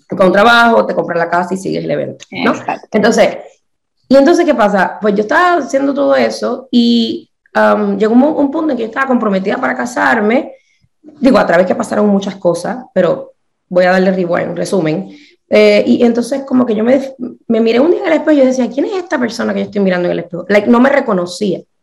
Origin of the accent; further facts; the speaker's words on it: Puerto Rico; moved away as an adult; also born or lived in New Orleans / Pittsburgh; yo me crié en Puerto Rico